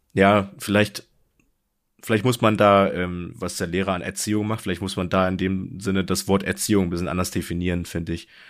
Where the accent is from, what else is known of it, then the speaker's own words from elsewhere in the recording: Germany; du selbst als Deutscher